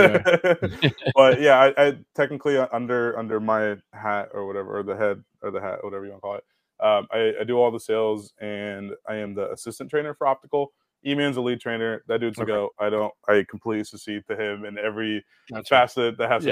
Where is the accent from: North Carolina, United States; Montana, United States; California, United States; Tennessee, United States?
California, United States; Oakland; moved away as an adult; also born or lived in Tracy, California; now in Chicago, United States; I was born in Oakland.